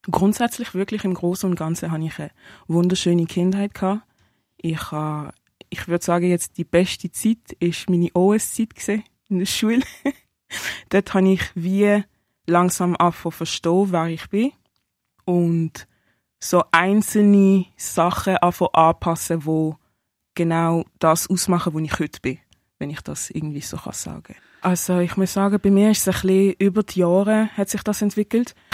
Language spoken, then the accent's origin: German; Basel, Basel-Stadt, Switzerland; Ich bin von Basel, ich bin auch in Basel aufgewachsen, also in der Stadt aber jetzt wohne ich vom Land.